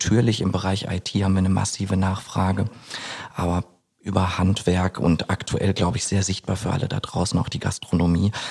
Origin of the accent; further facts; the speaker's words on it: North Rhine-Westphalia, Germany; Ich bin 33 Jahre alt, äh, gebürtiger Ostwestfale